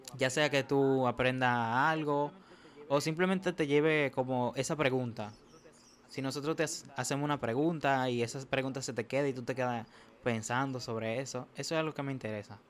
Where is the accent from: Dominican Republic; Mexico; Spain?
Dominican Republic; Santo Domingo, Distrito Nacional; Yo nací en República Dominicana, la capital, Santo Domingo, como le dicen.